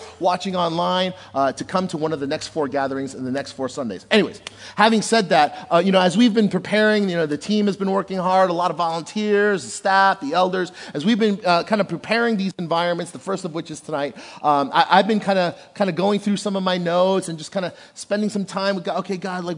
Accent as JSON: {"language": "English", "town": "Passaic", "region": "New Jersey", "country": "United States", "tie": "born or raised there", "said": "I was born and raised in Passaic, New Jersey"}